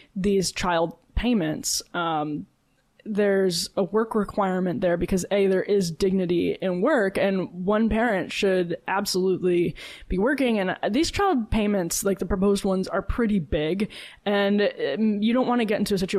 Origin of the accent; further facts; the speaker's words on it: Wisconsin, United States; moved away; Madeline and I grew up in Texas and Wisconsin